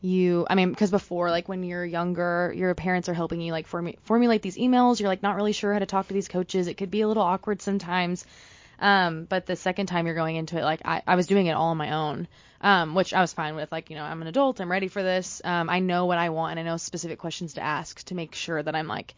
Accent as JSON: {"language": "English", "region": "California", "country": "United States", "moved": "as an adult", "lives_now": "Texas, United States", "said": "I'm originally from California"}